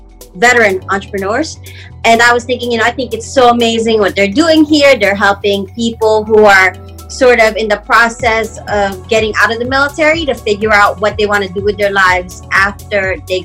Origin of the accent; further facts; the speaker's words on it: Philippines; now in Washington, D.C., United States; I'm originally from the Philippines